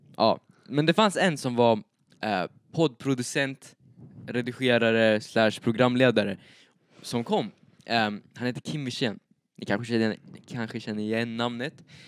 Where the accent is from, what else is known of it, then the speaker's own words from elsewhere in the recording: Eskilstuna, Södermanland, Sweden; now in Uppsala, Sweden; Jag bor i Uppsala nu, men jag är född i Eskilstuna.